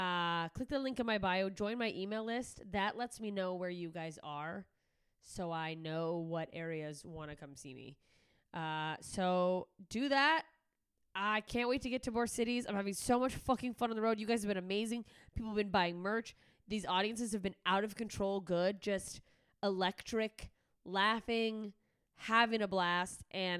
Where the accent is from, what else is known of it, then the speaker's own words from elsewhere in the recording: Alaska, United States; also born or lived in Germany / Mississippi; No, I moved to Alaska when I was in sixth grade. So before that, I was Mississippi and I was born in Germany.